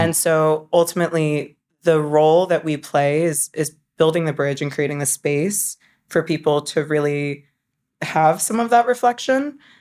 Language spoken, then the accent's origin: English; North Carolina, United States; I grew up in North Carolina.